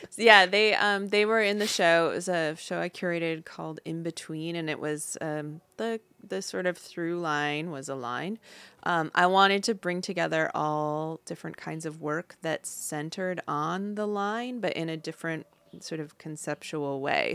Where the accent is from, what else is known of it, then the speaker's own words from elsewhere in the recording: Upper Peninsula of Michigan, United States; moved away as an adult; also born or lived in Claremont, California; now in California, United States; I grew up in the Upper Peninsula of Michigan